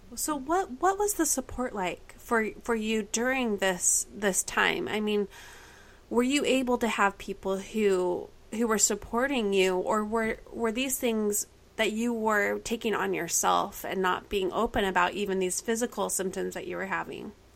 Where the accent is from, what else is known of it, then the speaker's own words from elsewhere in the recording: Kaysville, Utah, United States; we all graduated from the same high school, which is a big honor if you know Davis High in Kaysville, Utah.